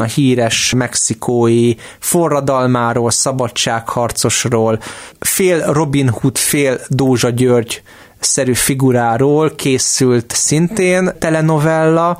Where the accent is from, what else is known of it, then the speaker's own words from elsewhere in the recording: Hungary; én itt Magyarországon, magyarként élve